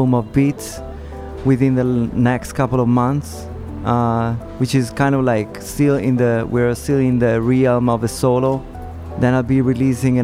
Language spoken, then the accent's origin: English; Padua, Veneto, Italy; English is a second language; my hometown, Padova, in Italy.